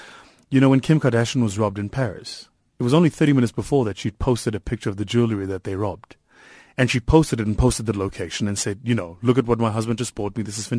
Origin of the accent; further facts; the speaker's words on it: Watville, Gauteng, South Africa; also born or lived in Benoni; So I come from Watville, raised in Watville, went to a school in Watville called Egukanyeni, which is still there.